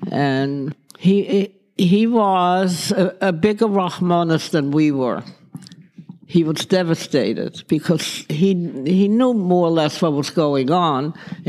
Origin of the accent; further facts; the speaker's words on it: Netherlands; As a matter of fact, as little as I was, I used to walk to school. My mother let me walk. That's the kind of a country that was.